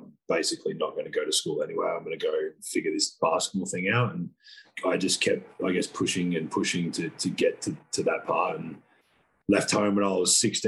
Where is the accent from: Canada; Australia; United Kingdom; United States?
Australia; Adelaide, South Australia; I grew up in Adelaide